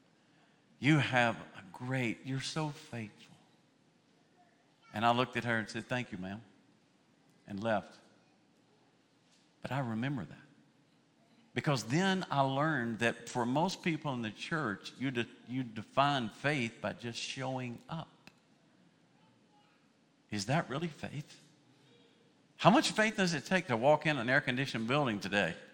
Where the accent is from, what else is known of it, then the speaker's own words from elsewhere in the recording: United States; I was born in the United States.